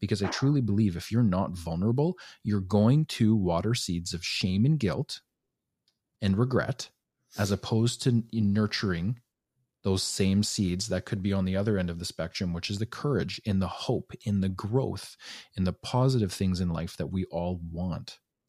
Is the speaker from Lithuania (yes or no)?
no; Alberta, Canada; I was born and raised in Northern Alberta. And men just operate differently up there, right?